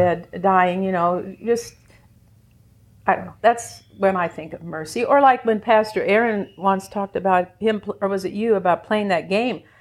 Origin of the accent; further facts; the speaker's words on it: Indiana, United States; moved away as an adult; also born or lived in Louisiana / Baton Rouge; now in Copper Country, Michigan, United States; From Louisiana, even though we're from Indiana